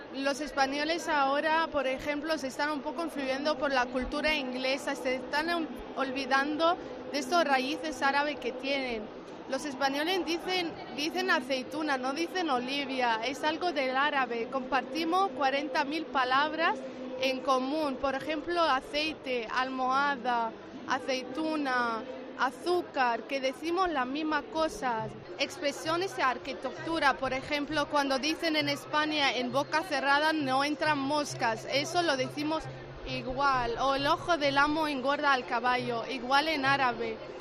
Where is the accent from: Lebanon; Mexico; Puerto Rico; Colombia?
Lebanon; Spanish is a second language; also born or lived in Madrid, Spain; soy libanesa